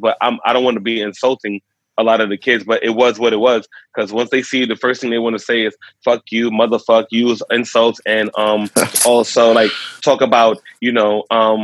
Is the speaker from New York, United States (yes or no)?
yes; New York City, New York, United States; I was born and raised the first generation in New York City